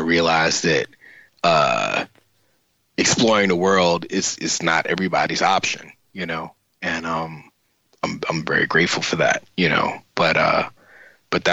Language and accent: English; New York City, New York, United States; I grew up in the Bronx